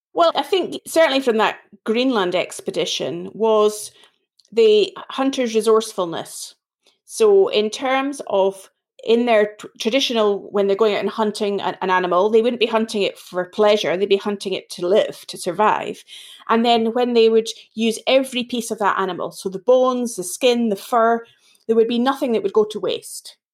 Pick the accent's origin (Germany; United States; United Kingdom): United Kingdom; Edinburgh, Scotland; accent: Scottish; now in England, United Kingdom; this accent isn't sounding English, it's sounding more Scottish. I'm originally from Edinburgh in Scotland